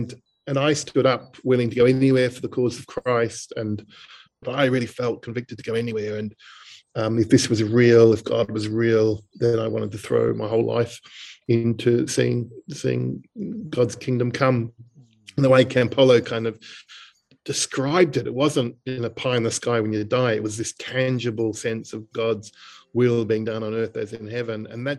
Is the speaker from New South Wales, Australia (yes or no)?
no; Dingley, Victoria, Australia; the church I grew up in Dingley.